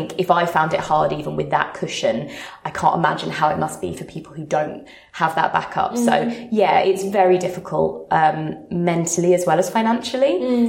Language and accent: English; Sydney, New South Wales, Australia; moved away as an adult; now in London, United Kingdom; I moved to London from Sydney about 3.5 years ago and landed a dream freelance role